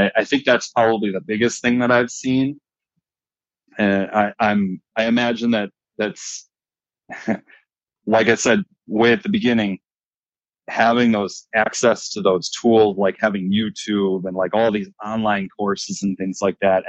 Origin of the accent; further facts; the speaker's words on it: Fox Valley, Wisconsin, United States; I'm from the Fox Valley.